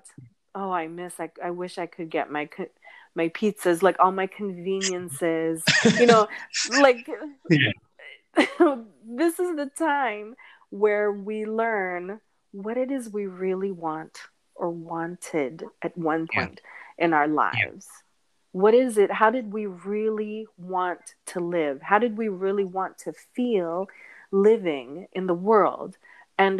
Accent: United States; my parents are Filipino immigrants, and I was born in the States

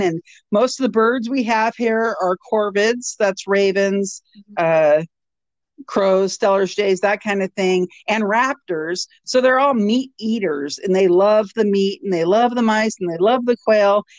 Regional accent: Washington, United States; moved away as an adult; now in Alaska, United States; I'm from Washington State

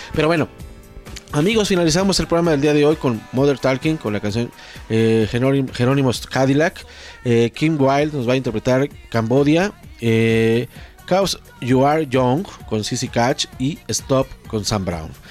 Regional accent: Mexico; soy mexicano

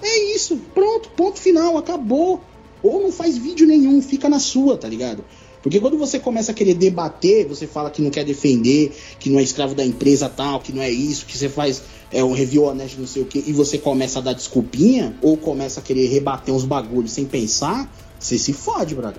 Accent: São Paulo, Brazil; eu sou do Capão

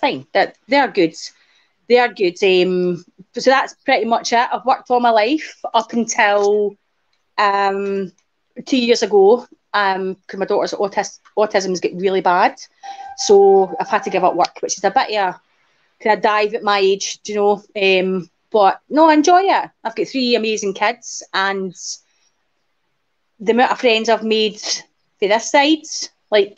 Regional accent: Renfrew, Scotland, United Kingdom; also born or lived in Paisley, Renfrewshire / Fife; now in Glasgow, United Kingdom; I was born in Paisley, Renfrewshire. And I grew up in Renfrew

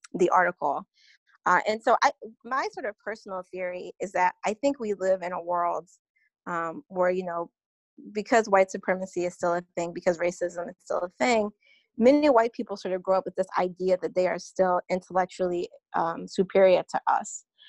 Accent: North Carolina, United States; now in New York City, United States; I currently live in New York City, but born and raised in North Carolina

